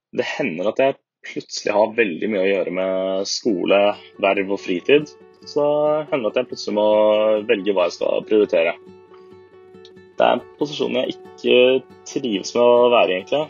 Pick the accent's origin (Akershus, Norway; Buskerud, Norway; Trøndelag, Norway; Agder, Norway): Akershus, Norway; Asker; moved away as an adult; now in Bergen, Norway; Jeg kommer fra Asker utenfor Oslo